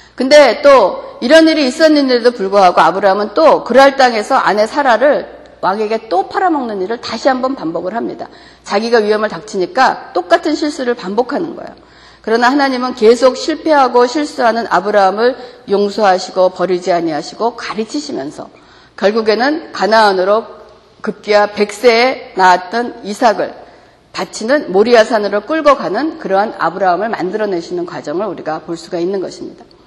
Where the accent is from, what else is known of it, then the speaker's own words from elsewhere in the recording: South Korea; 우리가 한국인으로서는